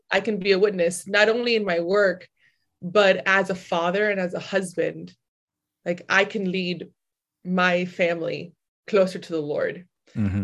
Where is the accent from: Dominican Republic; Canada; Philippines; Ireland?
Dominican Republic; I'm from Dominican Republic